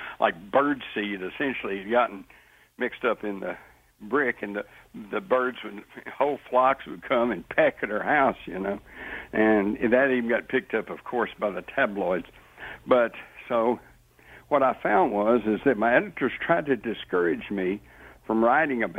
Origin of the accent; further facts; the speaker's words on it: Texas, United States; growing up in Texas